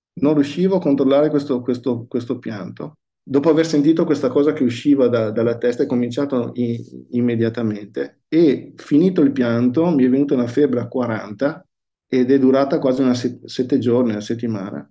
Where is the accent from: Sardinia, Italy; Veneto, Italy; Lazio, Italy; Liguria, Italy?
Veneto, Italy; Verona; Io sono nato a, a Verona, sono nato in, in, un borgo di Verona